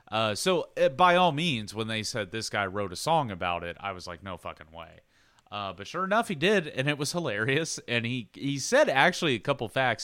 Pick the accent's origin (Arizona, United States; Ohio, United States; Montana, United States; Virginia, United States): Ohio, United States; Xenia; I'm from Xenia, Ohio.